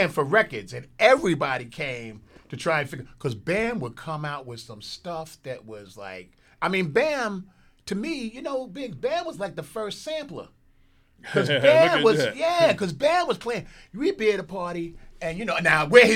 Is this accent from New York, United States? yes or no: yes; New York City, New York, United States; We're from Soundview